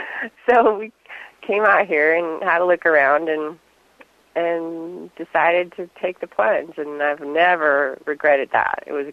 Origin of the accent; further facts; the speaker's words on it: Fairbanks, Alaska, United States; born there; also born or lived in Indonesia; I was born in Alaska. We'll start back then. I always think that's a little bit of a fun part of my story. I was born in Fairbanks and grew up in different places around the world.